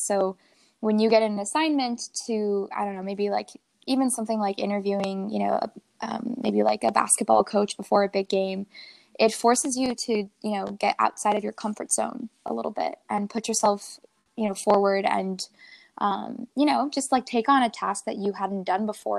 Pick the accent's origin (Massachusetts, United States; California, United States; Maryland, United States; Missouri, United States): California, United States; Placentia; moved away as an adult; now in Washington, D.C., United States; I'm from Southern California, you know, from Placentia, where I went to Valencia.